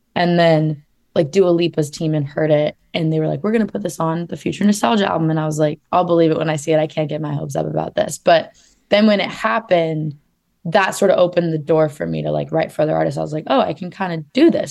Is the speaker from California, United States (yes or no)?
no; Phoenix, Arizona, United States; now in Los Angeles, United States; I grew up in Phoenix, Arizona